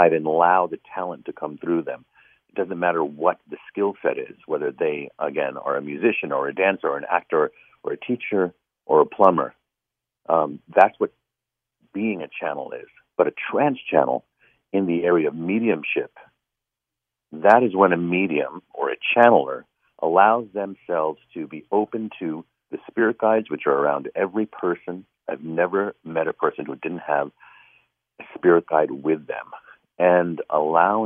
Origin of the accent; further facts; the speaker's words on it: New York City, New York, United States; My parents came from India, and I was born in Harlem in the Bronx in New York City